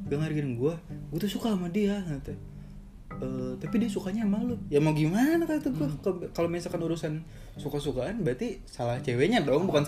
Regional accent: West Java, Indonesia; gue sebagai orang Sunda iya, asli ya

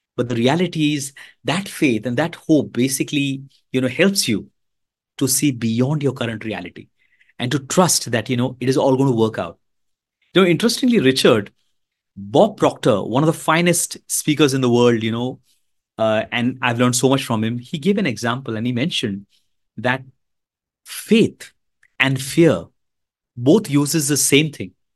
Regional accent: Mumbai, Maharashtra, India; I'm from India, the beautiful country of India

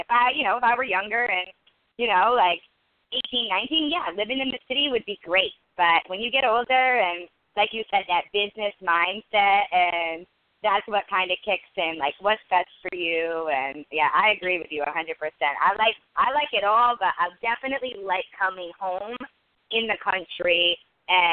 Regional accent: Vermont, United States; So I'm from Vermont

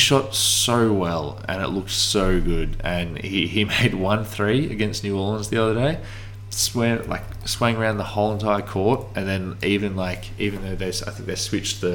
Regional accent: Australia; I'm Australian

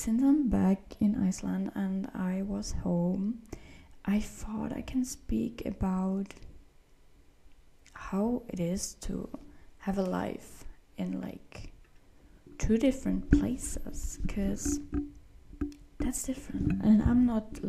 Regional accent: Austria; moved away; I have a lot of friends back in Austria, of course, like in my hometown, but like not in the town, but like in the area where I lived

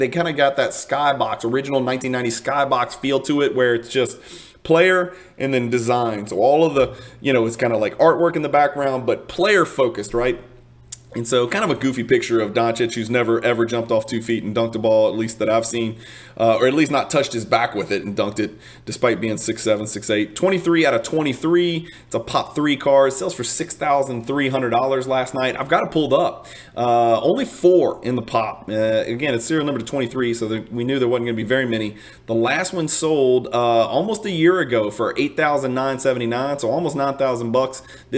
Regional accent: Cajun, Louisiana, United States; I don't want you to think I'm a Cajun deadbeat.

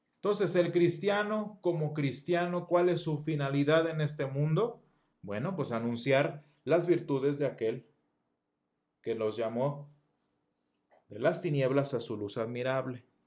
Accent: Mexico; first language Spanish; Soy latino. Soy, este, soy latino, soy mexicano

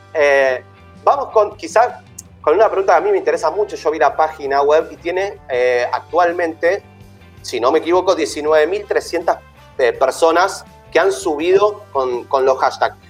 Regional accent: Argentina; los argentinos y argentinas

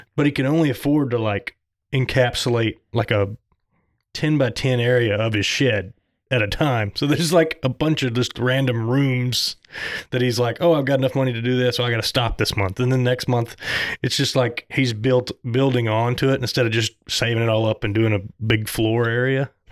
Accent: Southern, United States; accent: Southern; my Southern accent

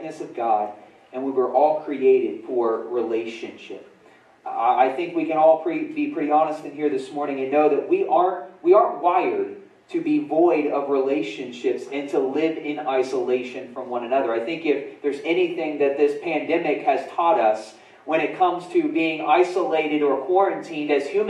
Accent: Winchester, Indiana, United States; also born or lived in Muncie, Indiana; In middle school, I remember when we moved from Winchester, Indiana, to when we moved to Muncie. I was in sixth grade.

